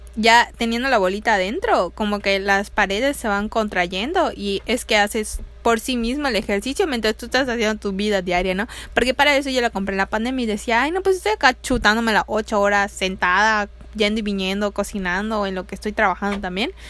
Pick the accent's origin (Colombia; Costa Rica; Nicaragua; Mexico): Mexico; Yucatán; como mujer latina, mexicana, yucateca, aquí en nuestros rumbos